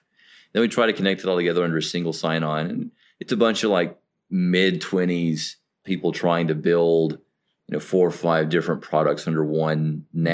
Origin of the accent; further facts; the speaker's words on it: the South, United States; I'm from the South in the United States